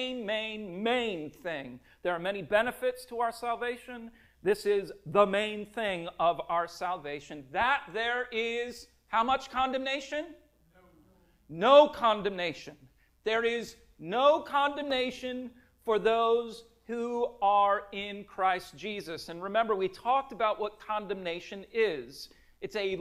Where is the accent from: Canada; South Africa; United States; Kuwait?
United States; Minnesota; I grew up in Minnesota